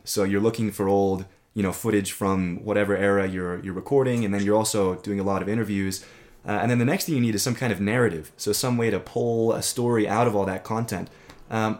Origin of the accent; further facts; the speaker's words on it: United States; as an American